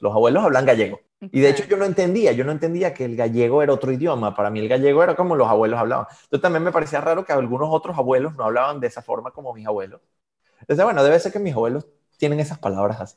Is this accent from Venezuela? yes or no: yes; Venezuela; first language Spanish; moved away as an adult; also born or lived in Galicia, Spain; now in Switzerland; yo tenía en Venezuela todos mis amigos, tenía mi vida